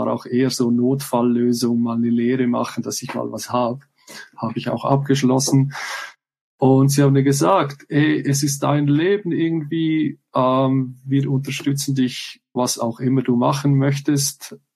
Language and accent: German; Switzerland; ich weiß zwar so als Schweizer, es gibt ja häufig so Leute, die mögen so das nationale Produkt, sage ich mal.